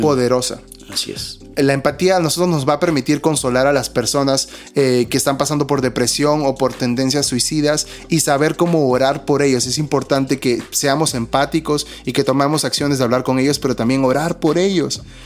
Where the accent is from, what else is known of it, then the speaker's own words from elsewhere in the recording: Peru; somos dos peruanos